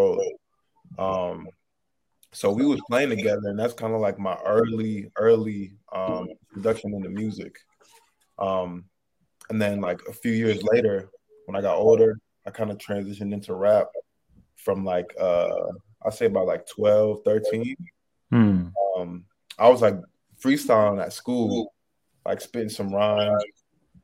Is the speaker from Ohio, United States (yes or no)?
yes; Canton, Ohio, United States; moved away; originally I'm from Ohio, Canton, Ohio